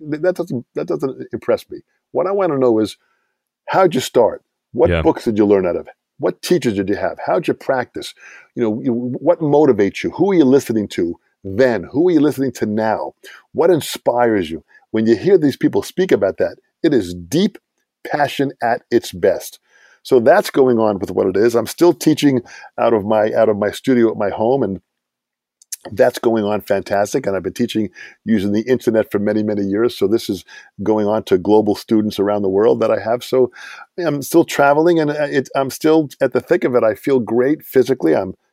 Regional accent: Long Island, New York, United States; I said, Hal, I'm from Long Island. When I started listening to music of the 60s and 70s growing up

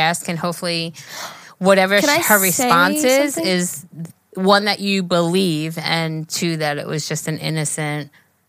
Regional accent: Netherlands; now in Belgium; We're from the Netherlands, and I'm living in Belgium right now.

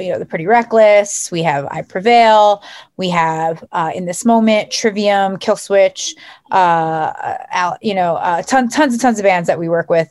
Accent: United States; also born or lived in South Jersey / North Jersey; now in New Jersey, United States; I grew up right outside of Philly.

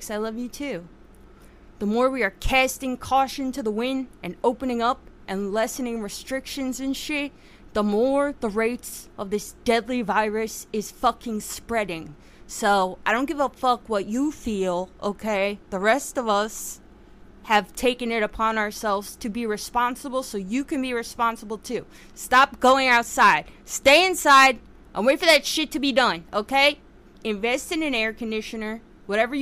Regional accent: United States; growing up as an American

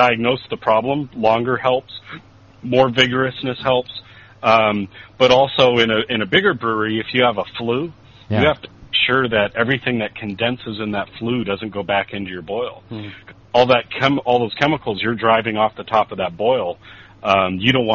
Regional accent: California, United States; I'm from California

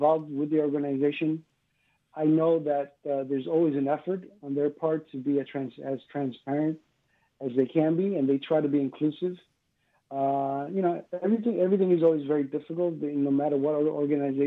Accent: New York City, New York, United States; also born or lived in Cuba; now in South Florida, United States; I grew up in New York City.

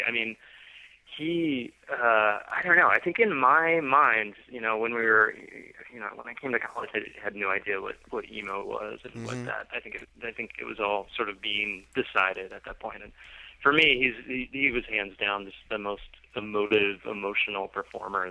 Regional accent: Roanoke, Virginia, United States; also born or lived in Harrisonburg, Virginia; I grew up mostly in Roanoke, Virginia, not too far from North Carolina

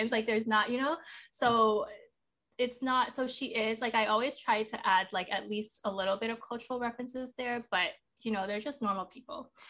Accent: Miami, Florida, United States; I grew up in Miami, so I can I went to a lot of quinceañeras

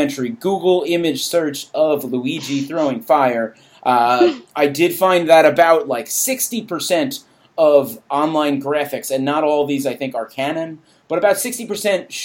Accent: New York, United States; I'm from New York

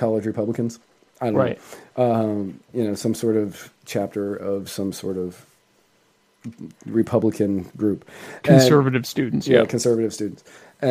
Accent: Virginia, United States; moved away; I grew up in Virginia

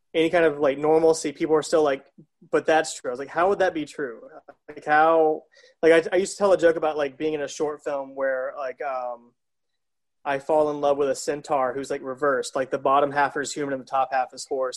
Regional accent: South Carolina, United States; moved away; born and raised in South Carolina

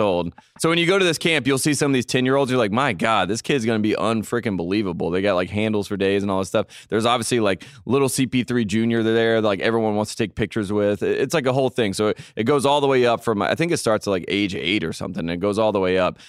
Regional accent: near Wake Forest, North Carolina, United States; my hometown is closer to Wake Forest, so I almost went to school in Wake Forest

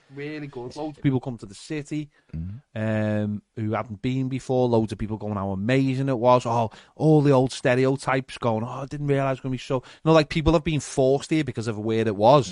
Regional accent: Liverpool, North West England, United Kingdom; we don't call ourselves Liverpoolians, we call ourselves Scousers

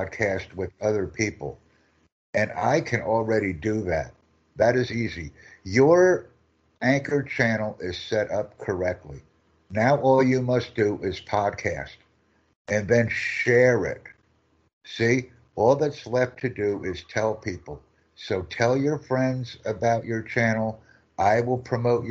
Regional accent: United States; from the United States

